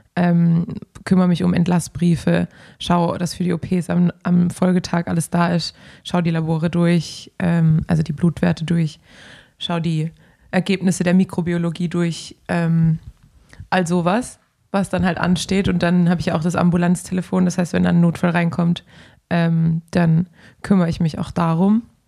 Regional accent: Swabia, Baden-Württemberg, Germany; moved away as an adult; also born or lived in Ruhr area; now in Cologne, Germany; ich bin Schwabe

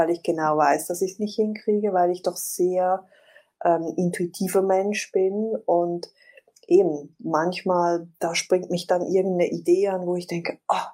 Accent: Switzerland; ich bin Schweizerin

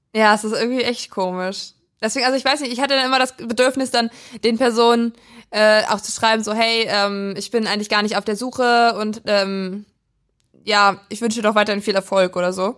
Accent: Prignitz, Brandenburg, Germany; in meinem Heimatdorf

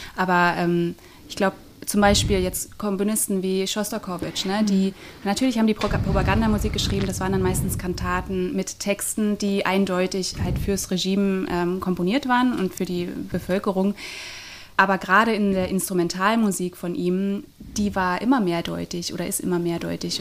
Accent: Northern Germany, Germany; moved away; ich komme aus Norddeutschland

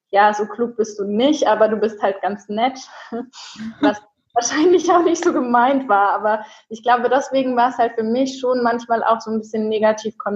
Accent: Würzburg, Bavaria, Germany; now in Cologne, Germany; Ich komme aus Würzburg, das heißt, ich bin hier noch ein bisschen neu in Köln

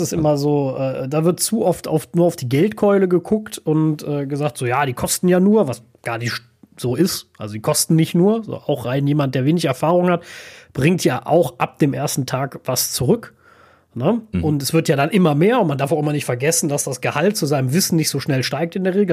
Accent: Germany

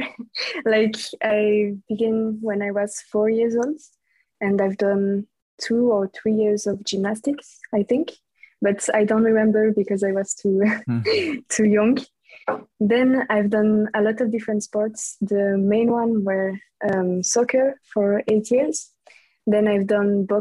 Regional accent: French-speaking Switzerland, Romandy, Switzerland; English is a second language; I'm from Switzerland, from the French parts

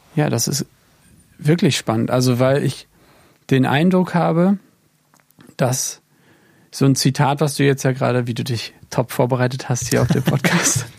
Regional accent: Neubrandenburg, Mecklenburg-Vorpommern, Germany; moved away as an adult; now in England; in Neubrandenburg, im wunderschönen Mecklenburg-Vorpommern, da wo ich auch herkomme

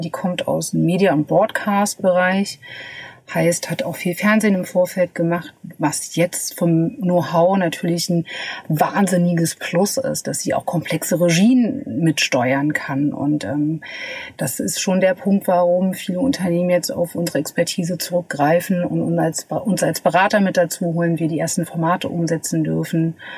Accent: Magdeburg, Saxony-Anhalt, Germany; moved away as an adult; also born or lived in Berlin; ich komme aus Magdeburg, genau wie du. Wir sind tatsächlich zusammen zur Schule gegangen

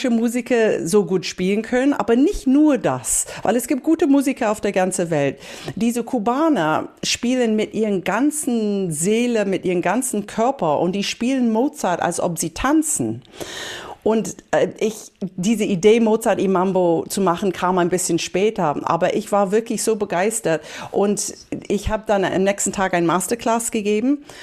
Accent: Berlin, Germany; Und ich habe angefangen mit Salsa tanzen aufgewachsen hier in Berlin

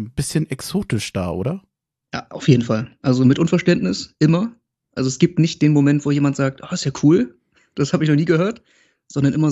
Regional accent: Oldenburg, Lower Saxony, Germany; 27, geboren in Oldenburg, genauso wie mein Bruder übrigens, der ist 25. Ähm, und wir sind in relativ jungen Jahren nach äh, Wolmestedt gezogen mit unserer Familie.

